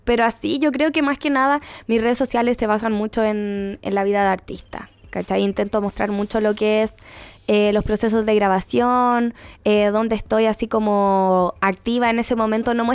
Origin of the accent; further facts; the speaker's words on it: Talagante, Santiago Metropolitan Region, Chile; soy de Talagante.